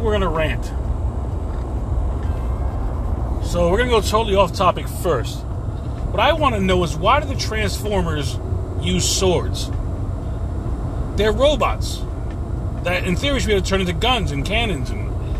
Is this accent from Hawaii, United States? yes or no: no; New York City, New York, United States; moved away; I was born in New York to second-generation Hispanic parents